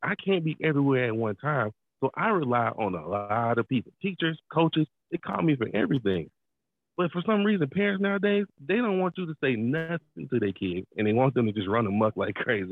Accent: Atlanta, Georgia, United States; I'm from Atlanta, so being in a big city

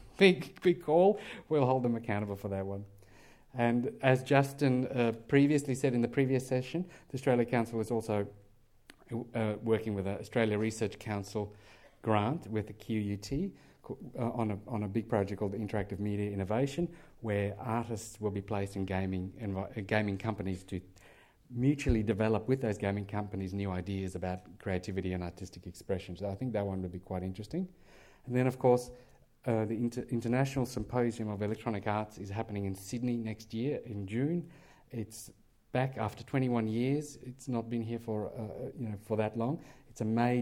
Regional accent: South Africa; moved away; I'm from South Africa

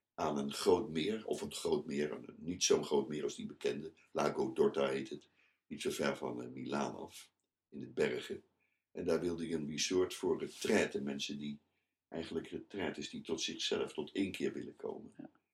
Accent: The Hague, South Holland, Netherlands; moved away as an adult; also born or lived in Amsterdam; Ik ben eh, geboren in Den Haag. Ik heb daar alle middelbare school en basisschool

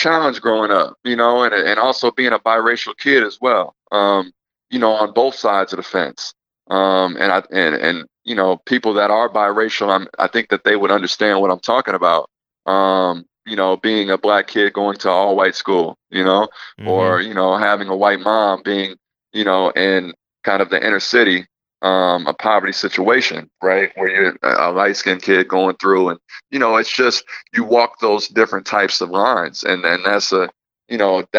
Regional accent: Midwest, United States; And growing up in the Midwest, you know, it's diverse to a point

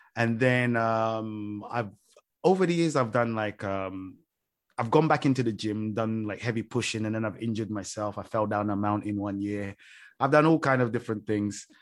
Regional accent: London, United Kingdom; moved away; growing up in London, every pool I ever went to was freezing cold

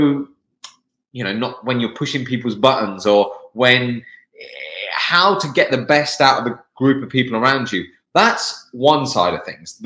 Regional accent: England, United Kingdom; moved away; I'm from the UK, I'm from England.

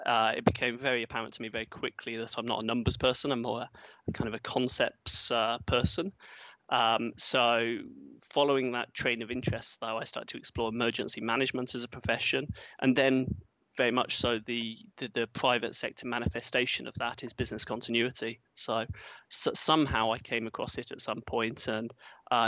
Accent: Yorkshire and the Humber, United Kingdom; moved away; also born or lived in Cambridge, England / Manchester, England; I grew up in England, south of England, Cambridge, and I was there until I was 8 years old. And at that time, my father changed jobs, so I moved up to Yorkshire

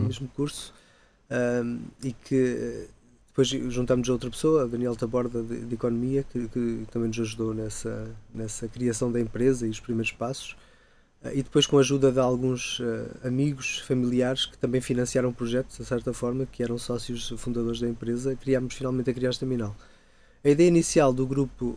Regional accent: Ponte da Barca, Norte, Portugal; moved away as an adult; also born or lived in Canada; now in Coimbra, Portugal; eu sou natural do Minho, de, de da Barca, lá no Alto Minho mas muito pequeno

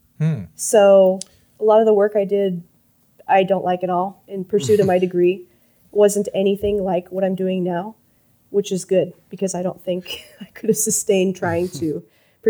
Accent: Yuma, Arizona, United States; when I was in high school growing up in Yuma, Arizona

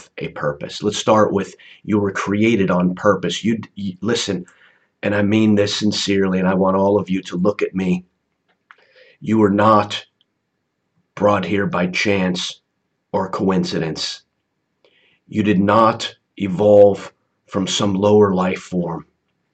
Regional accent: United States; growing up in the United States

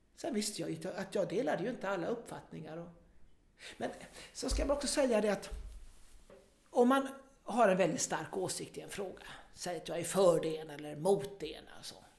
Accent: Kungsbacka, Halland County, Sweden; also born or lived in Gothenburg; lokaltidningen där jag växte upp, Norra Halland

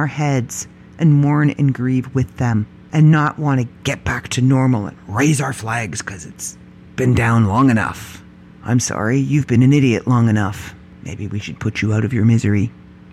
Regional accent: Canada; I am proud Canadian. I am proud to be Canadian. I am proud of the country I live

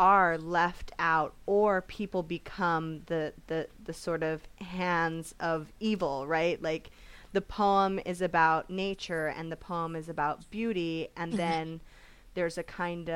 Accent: California, United States; I came back to my hometown

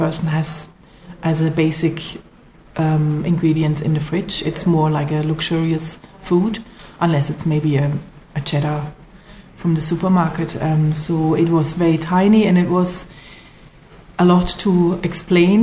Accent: Black Forest, Baden-Württemberg, Germany; moved away as an adult; now in Kerry, Ireland; I'm from the Black Forest in Germany

